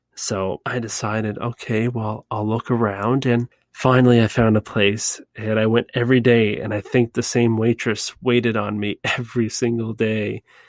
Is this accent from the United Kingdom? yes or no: no; Canada; I'm from Canada